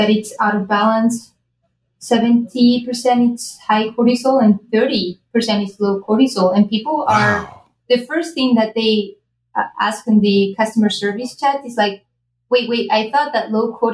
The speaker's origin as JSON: {"language": "English", "country": "Spain", "moved": "yes", "lives_now": "United States", "said": "I'm originally from Spain"}